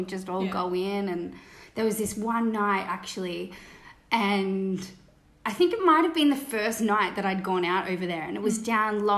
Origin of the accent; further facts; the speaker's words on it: Cronulla, New South Wales, Australia; we're from Cronulla.